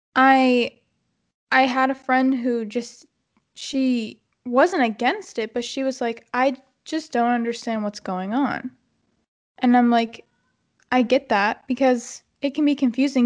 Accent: United States; We're born in America.

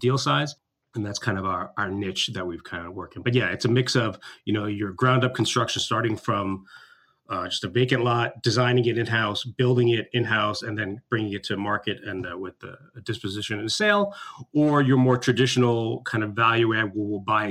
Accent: New York City, New York, United States; I grew up in New York

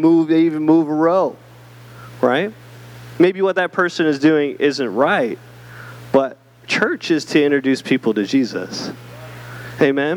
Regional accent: Canada; now in Southern United States; I'm Canadian, but I became American recently

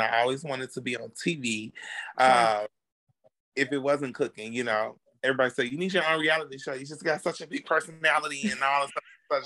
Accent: Chicago, Illinois, United States; now in Dallas, United States; I'm originally from Chicago, but I live in Dallas, Texas

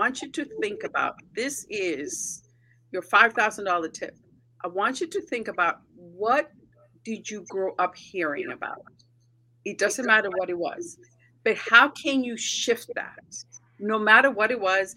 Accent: United States; So my parents are Mexican. I grew up in the States

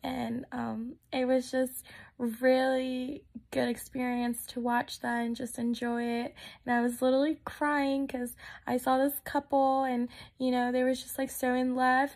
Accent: Texas, United States; moved away; I'm actually originally from Texas. I was raised there.

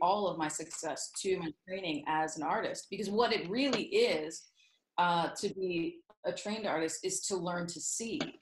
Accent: Southern York County, Pennsylvania, United States; Southern York County is the, probably the most general way I can put it. Um, my that's where I grew up

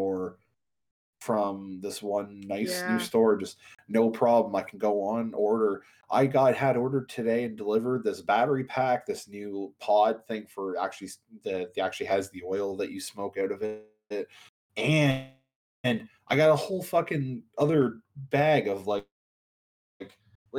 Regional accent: Canada; us Canadians

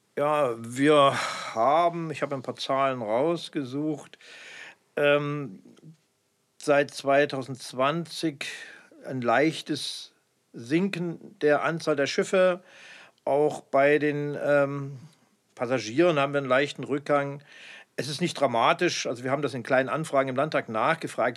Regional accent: Dresden, Saxony, Germany; als Dresdner

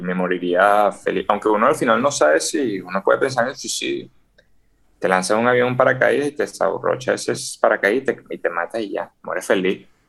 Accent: Venezuela; yo como venezolano

